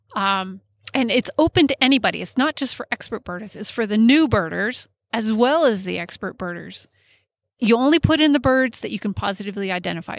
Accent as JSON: {"language": "English", "region": "Colorado", "country": "United States", "tie": "born or raised there", "said": "I grew up in Colorado"}